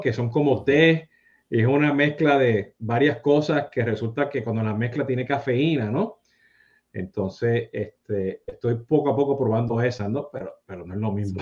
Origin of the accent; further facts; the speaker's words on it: Puerto Rico; now in South Florida, United States; yo siendo boricua